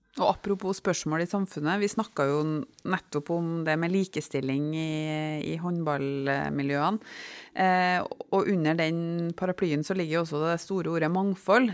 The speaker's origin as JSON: {"language": "Norwegian", "region": "Trøndelag", "country": "Norway", "said": "jeg spesielt da som trønder"}